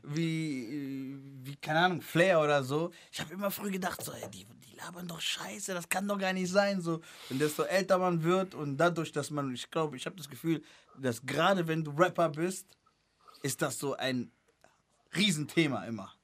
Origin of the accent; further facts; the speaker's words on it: Cologne, North Rhine-Westphalia, Germany; also born or lived in Angola; bei uns in Köln, bei uns in Köln, wo ich angefangen habe, Rap zu machen